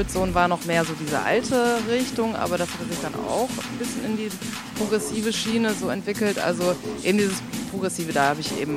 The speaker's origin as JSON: {"language": "German", "town": "Münster", "region": "North Rhine-Westphalia", "country": "Germany", "said": "Also ich komme aus Münster"}